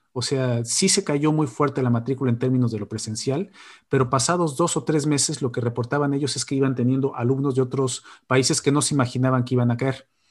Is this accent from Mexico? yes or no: yes; Mexico; lo que somos los mexicanos en el exterior